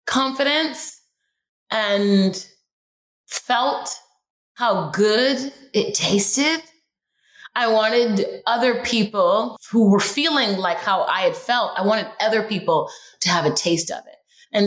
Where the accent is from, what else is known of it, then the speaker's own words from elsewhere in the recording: Houston, Texas, United States; moved away as an adult; also born or lived in Los Angeles, California; I grew up in Houston, Texas, and moved to LA when I was like 20 something